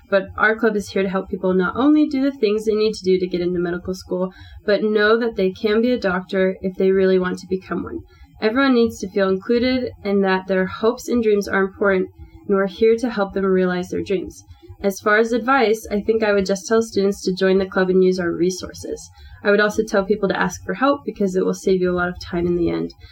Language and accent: English; Northern Virginia, United States; moved away as an adult; now in Provo, United States; I'm from Virginia, Northern Virginia